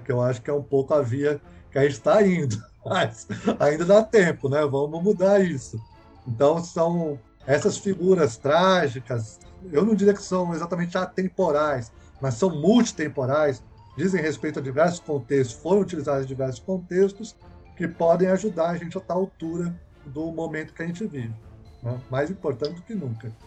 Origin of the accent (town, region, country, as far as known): Brazil